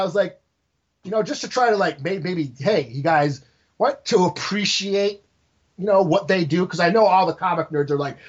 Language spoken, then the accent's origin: English; New York, United States; I'm fucking Italian from New York.